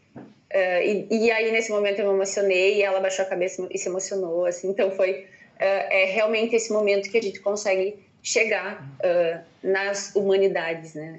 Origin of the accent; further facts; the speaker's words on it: Ijuí, Rio Grande do Sul, Brazil; sou natural de Juiz